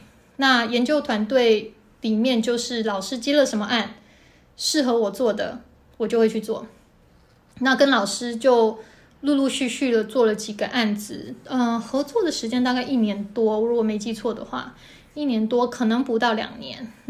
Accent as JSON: {"language": "Chinese", "region": "Kinmen County", "country": "Taiwan", "tie": "born or raised there", "also_born_or_lived": "Taoyuan / Taipei / New York", "moved": "as an adult", "said": "我是金门出生长大的，然后在桃园念了四年的大学，后来在台北。"}